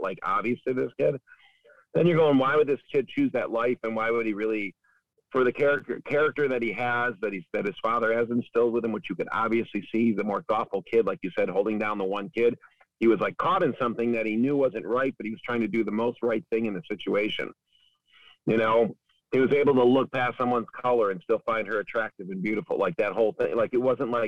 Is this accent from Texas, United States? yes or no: no; Cicero, Illinois, United States; I grew up in Cicero.